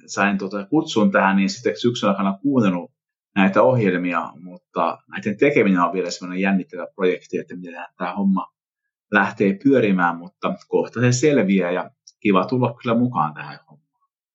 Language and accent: Finnish; Vimpeli, South Ostrobothnia, Finland; mä tuun Vimpelistä